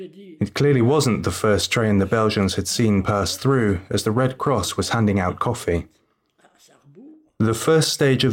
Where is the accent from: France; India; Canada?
France; Grand Est; I'm French, I'm from the Moselle. My parents live in Zarbourg and I have no money.